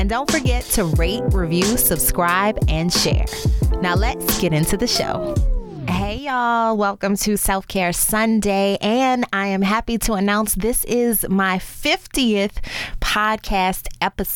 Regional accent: New Orleans, Louisiana, United States; moved away as an adult; also born or lived in Baltimore / Chicago / Dallas; my hometown of New Orleans

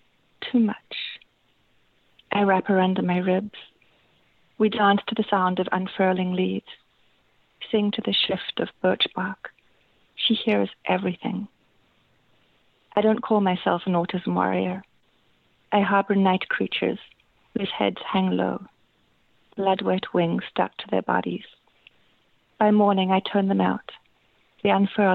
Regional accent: South Africa; now in Toronto, Canada; I'm from both South Africa and Toronto. I grew up in South Africa.

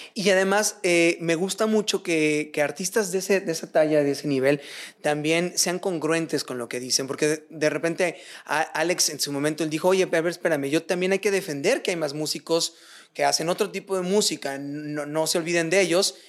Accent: Michoacán, Mexico; yo que soy de Michoacán

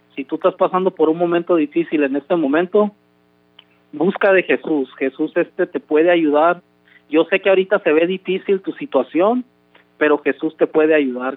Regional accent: Compton, California, United States; also born or lived in Los Mochis, Sinaloa, Mexico; yo crecí aquí en California, aquí en Compton, California, pero mi mamá me trajo este a, un año de edad. Yo nací en Los Mochis, Sinaloa soy mexicano

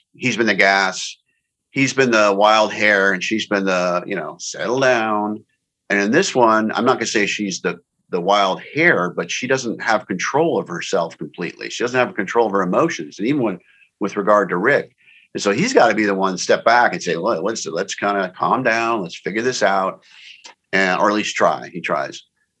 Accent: San Diego, California, United States; Warwick's in La Jolla in San Diego, my hometown.

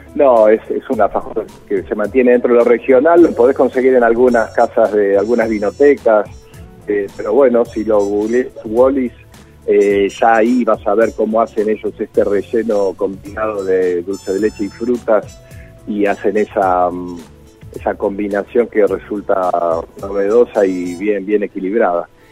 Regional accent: Quilmes, Buenos Aires Province, Argentina; Yo nací en Quilmes, así que mm, me crié con ese producto

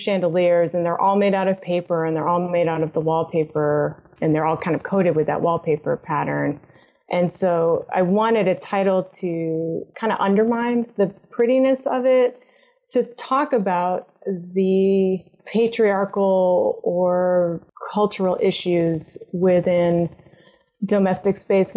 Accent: Massachusetts, United States; I grew up in Massachusetts and I grew up on the southern border

